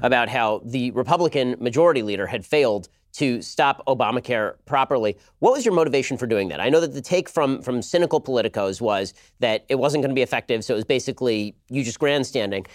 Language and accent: English; California, United States; I'm from California